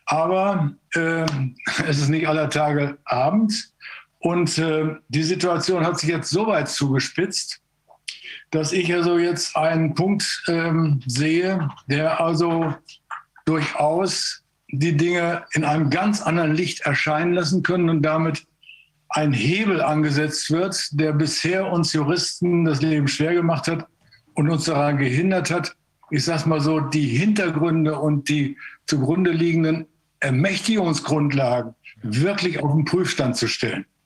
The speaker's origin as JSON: {"language": "German", "region": "East Germany", "country": "Germany", "said": "ich komme aus dem Osten, könnte vielleicht helfen, die Fehler des Westens vermeiden zu helfen."}